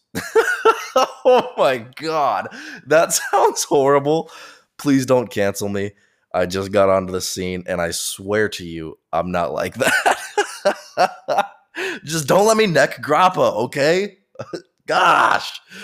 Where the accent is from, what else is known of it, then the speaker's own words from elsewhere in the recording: United States; I'm an American